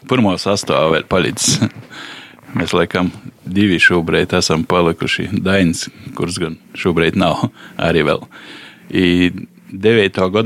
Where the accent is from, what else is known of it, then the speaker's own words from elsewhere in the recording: Rožupe, Latgale, Latvia; born there; now in Līvāni, Latvia; pēc dzimšanas īstais Rūžupīts, bet tagad jau pats un gadu Leivānīts.